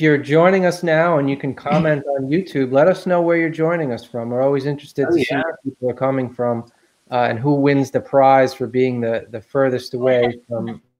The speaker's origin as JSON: {"language": "English", "town": "New York City", "region": "New York", "country": "United States", "tie": "born or raised there", "said": "Queens. That's my hometown."}